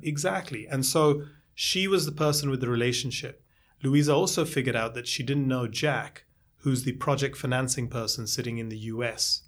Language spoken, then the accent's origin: English; India; now in New York, United States; I'm originally from India